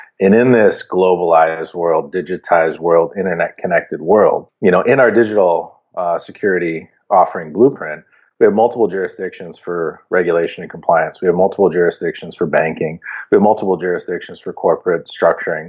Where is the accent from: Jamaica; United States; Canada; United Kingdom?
Canada; as a Canadian